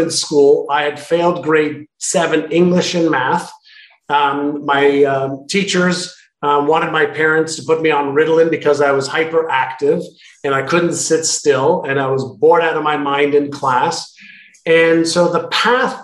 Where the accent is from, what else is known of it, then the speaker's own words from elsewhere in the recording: Montreal, Quebec, Canada; moved away as an adult; also born or lived in Israel / Toronto / Indianapolis / Vancouver; now in San Diego, United States; I lived in Israel till I was 5, and then Montreal from 5 to 19. And that's where I went to school.